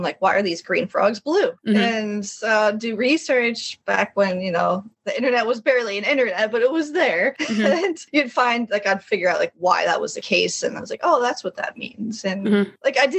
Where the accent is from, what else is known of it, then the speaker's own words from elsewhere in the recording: Quebec, Canada; also born or lived in Connecticut; I was born in Quebec, which is the French part of Canada.